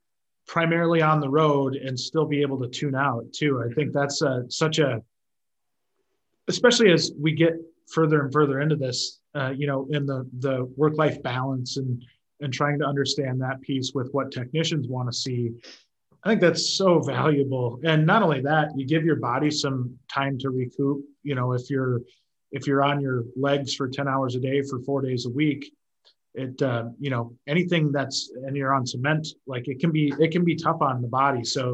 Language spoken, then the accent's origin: English; Las Vegas, Nevada, United States; I grew up in Vegas. I know what this is all about.